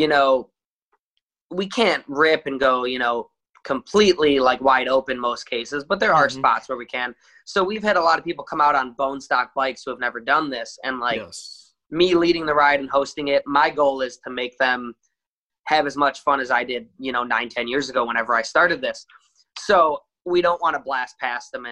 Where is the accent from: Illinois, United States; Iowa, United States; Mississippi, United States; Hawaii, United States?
Illinois, United States; Chicago; I've been in Chicago my whole life